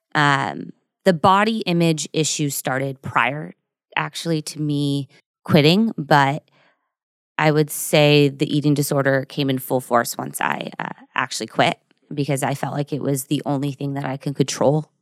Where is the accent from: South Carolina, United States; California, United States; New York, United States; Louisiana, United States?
California, United States; Burbank; also born or lived in Newport Beach / Orange County; I'm from Burbank, which is near Studio City, Universal Studios